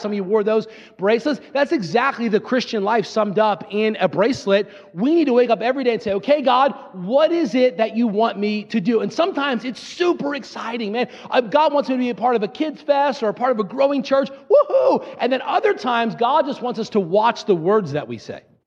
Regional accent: Fairless Hills, Pennsylvania, United States; I'm from Fairless Hills, Pennsylvania

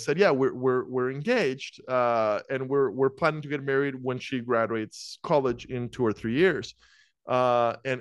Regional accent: Costa Rica; moved away as an adult; also born or lived in Iowa, United States; I'm from Costa Rica originally

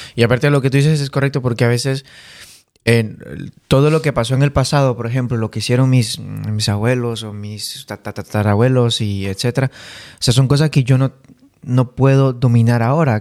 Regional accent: Bolivia; moved away; yo, que vengo de Bolivia, soy sudamericano

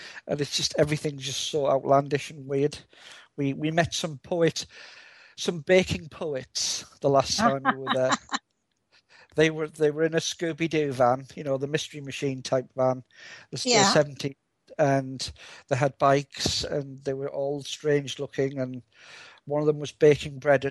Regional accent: United Kingdom; British sense of humour

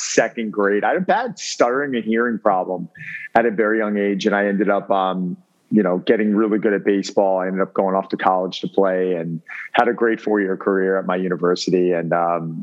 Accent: Long Island, New York, United States; also born or lived in Connecticut / Manhattan, New York; I grew up in Long Island, New York.

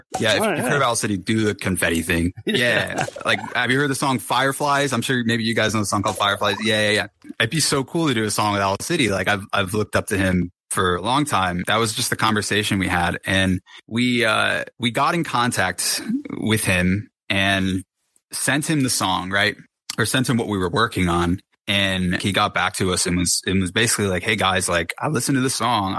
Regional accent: Connecticut, United States; moved away as an adult; also born or lived in Los Angeles; I'm from Connecticut. I moved to Los Angeles

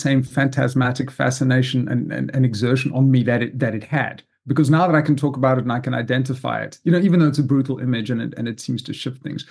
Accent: South Africa; moved away as an adult; also born or lived in Zimbabwe; now in United States; growing up in South Africa, and actually also a little bit in Zimbabwe, in fact, I was born in what was then Rhodesia

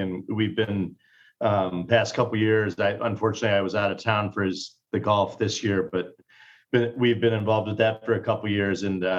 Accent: Chicago, Illinois, United States; moved away as an adult; also born or lived in Milwaukee, Wisconsin / New York / Colorado / Orlando, Florida; now in Jacksonville, United States; I was born in Milwaukee, and then in my young years moved to the Chicago suburbs and grew up in the Chicago suburbs and went out to school in New York and then graduate school in Colorado and came back to Chicago, worked here

